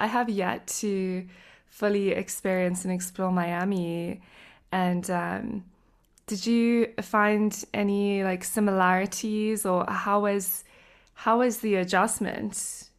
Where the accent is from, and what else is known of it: South Africa; moved away